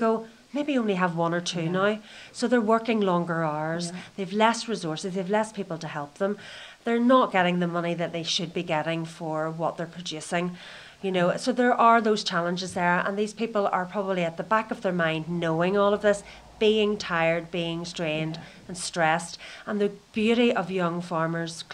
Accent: Donegal, Ulster, Ireland; I come from a background where I'm from Donegal in Ireland, where most of my friends were either farmers or fishermen.

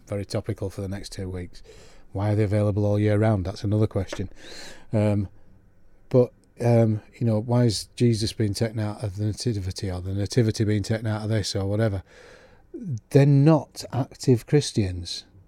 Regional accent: Yorkshire and the Humber, United Kingdom; now in Isle of Man; I am gently proud of my, my Yorkshire roots as well as living here

